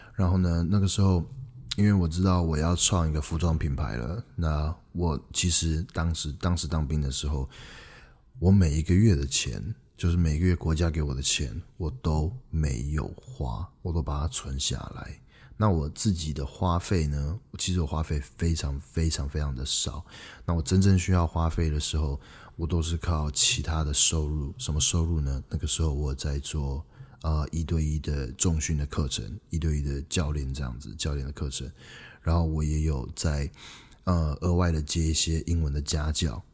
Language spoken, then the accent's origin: Chinese; Taiwan; moved away; also born or lived in Canada; 我从加拿大回来，那个时候是二零一四年的十月三十一号，万圣节那一天。嗯，当我回到台湾的时候呢